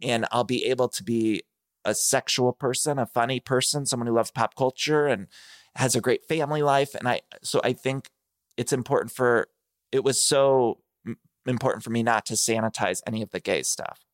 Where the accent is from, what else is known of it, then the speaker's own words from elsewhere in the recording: Ohio, United States; I grew up in Ohio